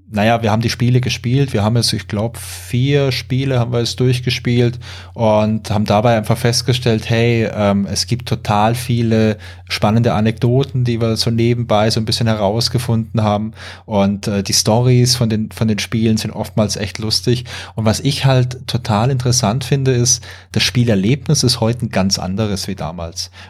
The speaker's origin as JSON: {"language": "German", "town": "Karlsruhe", "region": "Baden-Württemberg", "country": "Germany", "said": "Ich komme aus Karlsruhe, der schönen Pyramidenstadt hier im Süden. Ähm, ja, Baujahr 80"}